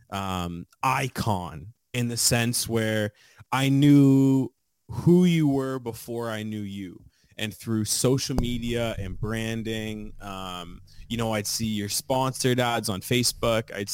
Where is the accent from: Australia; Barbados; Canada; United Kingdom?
Canada; Fort Erie, Ontario; So you mentioned the proximity to Buffalo. Like growing up in Fort Erie, that was always a nice touch. Um, you know, I consider myself a border city kid. I probably respond better to inches than I do centimeters.